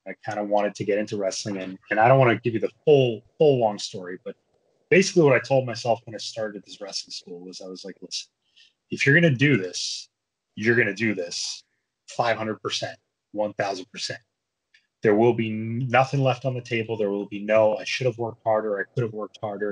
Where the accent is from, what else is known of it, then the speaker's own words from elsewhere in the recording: New Jersey, United States; born and brought up in New Jersey